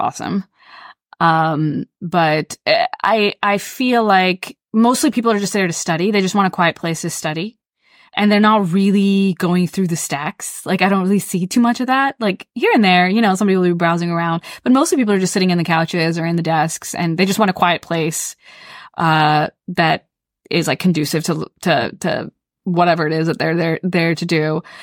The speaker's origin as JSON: {"language": "English", "region": "the South", "country": "United States", "tie": "born or raised there", "said": "I grew up in the South"}